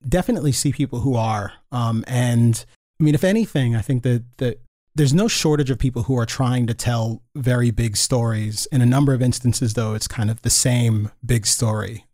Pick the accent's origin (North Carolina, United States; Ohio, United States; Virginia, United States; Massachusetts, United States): Virginia, United States; Northern; moved away; also born or lived in Gaithersburg, Maryland; being a kid growing up in Northern Virginia